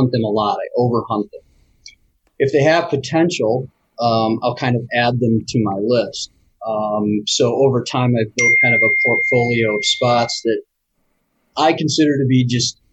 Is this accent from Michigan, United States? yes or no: yes; Grand Rapids, Michigan, United States; now in Royal Oak, United States; I grew up in Grand Rapids